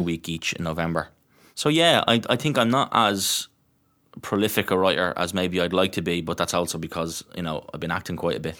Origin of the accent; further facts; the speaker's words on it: Dublin, Leinster, Ireland; I'm from Tala, I'm from Glenview